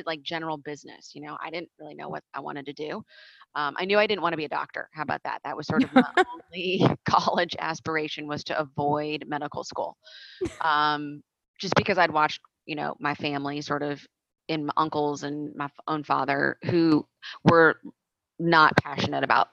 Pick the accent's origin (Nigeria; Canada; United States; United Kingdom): United States; Omaha, Nebraska; moved away as an adult; also born or lived in Austin, Texas; I'm originally from Omaha, Nebraska